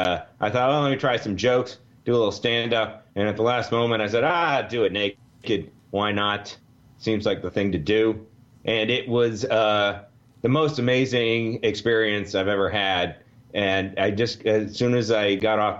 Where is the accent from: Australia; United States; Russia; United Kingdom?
United States; I'm American